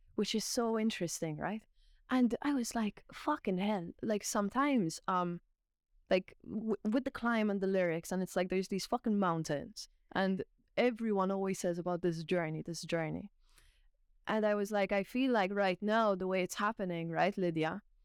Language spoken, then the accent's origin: English; Malta; now in Ireland; I'm from Malta, I'm not Irish